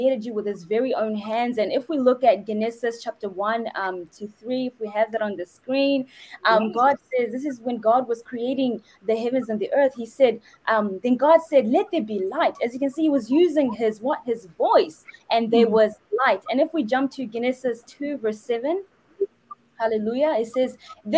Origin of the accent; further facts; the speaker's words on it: New Zealand; I'm from New Zealand as well as Kaswai